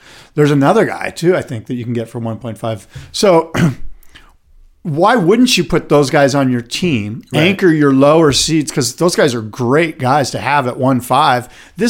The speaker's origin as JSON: {"language": "English", "town": "Encinitas", "region": "California", "country": "United States", "tie": "born or raised there"}